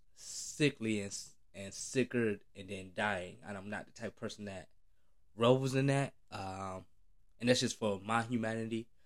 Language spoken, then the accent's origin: English; United States; as a black man growing up in America